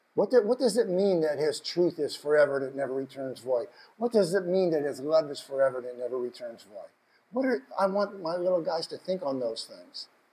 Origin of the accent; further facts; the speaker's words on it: United States; I told him Washington